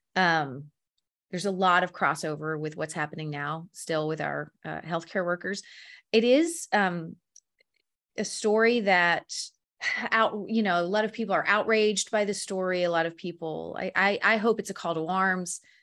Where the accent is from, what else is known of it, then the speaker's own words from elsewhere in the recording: the South, United States; I grew up in the South